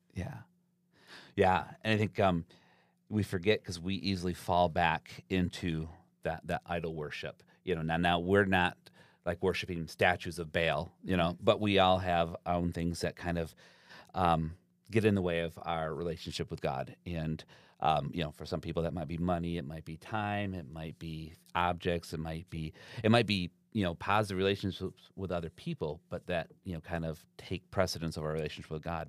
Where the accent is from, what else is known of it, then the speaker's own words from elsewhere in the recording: Zeeland, Michigan, United States; I grew up in Zealand